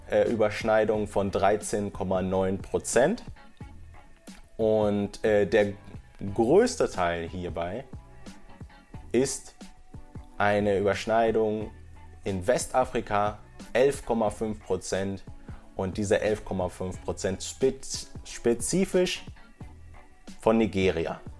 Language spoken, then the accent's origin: German; Bochum, North Rhine-Westphalia, Germany; okay, ich komme aus Bochum in meinem Fall oder sowas, ne, wo ich geboren bin